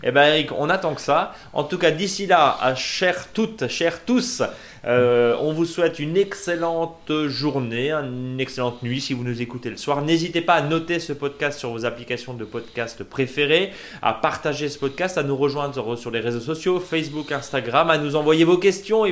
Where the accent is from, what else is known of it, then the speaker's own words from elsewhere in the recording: Alsace, Grand Est, France; chez nous en Alsace